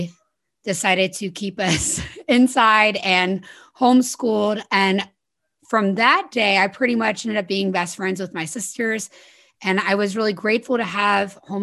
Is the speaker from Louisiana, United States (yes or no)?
yes; South Louisiana, United States; I was born in South Louisiana. So very Southern, very Christian, very Republican community. And I was brought up going to political rallies